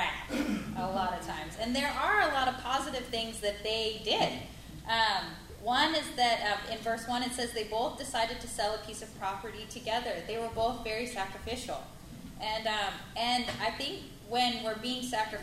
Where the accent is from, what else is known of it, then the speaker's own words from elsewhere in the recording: United States; growing up in the States